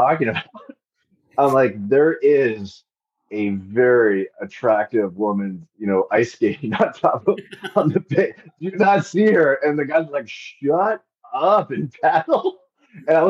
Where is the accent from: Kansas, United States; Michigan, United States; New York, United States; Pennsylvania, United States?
Kansas, United States; Overland Park; moved away as an adult; also born or lived in South Africa / Lesotho / Cairo, Egypt; I left my hometown of Overland Park, Kansas